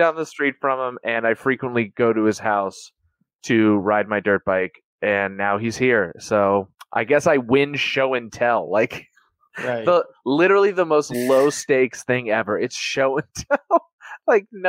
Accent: Davidsonville, Maryland, United States; I grew up in the town of Davidsonville

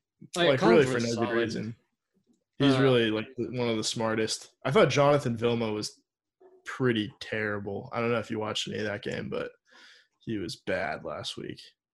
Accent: Sacramento, California, United States; born or raised there

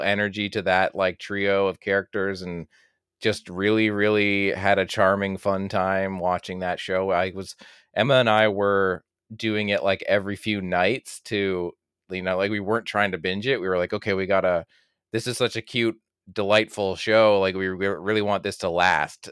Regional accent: Canada; as a Canadian, like, you know, born in, in the eighties and grew up late eighties into the nineties

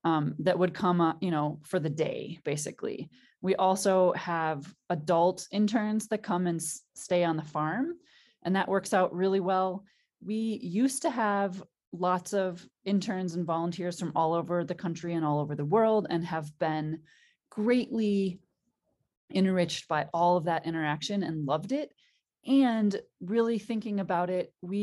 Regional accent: Green Bay, Wisconsin, United States; now in Hamilton, Montana, United States; I grew up in outside of Green Bay, Wisconsin

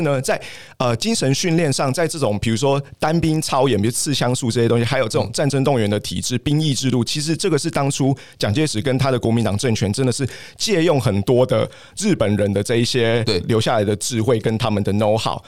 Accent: Taiwan; moved away as an adult; also born or lived in Canada / Australia / United Kingdom / Japan; 身为台湾身为一个小国

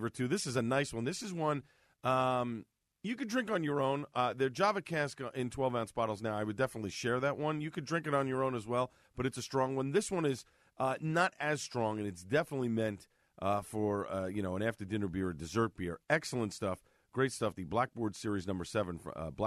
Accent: Clark, New Jersey, United States; my hometown, where I live now, Clark, New Jersey

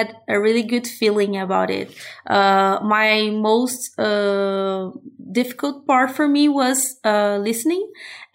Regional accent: Brazil; English is a second language; I'm from Brazil

